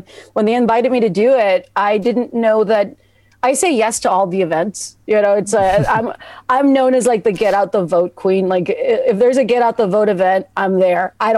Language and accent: English; Texas, United States; I'm from Texas